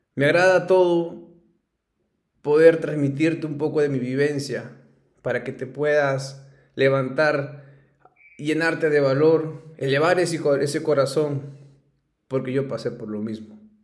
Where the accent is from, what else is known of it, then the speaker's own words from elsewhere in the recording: Ayacucho, Peru; soy ayacuchano, soy peruano, eh, me encanta mi ciudad, soy muy orgulloso de donde vengo